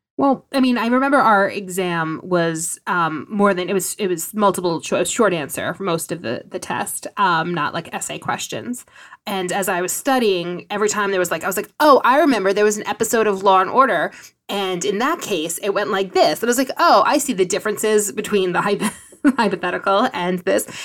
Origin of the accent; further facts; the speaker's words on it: New York City, New York, United States; I grew up in New York City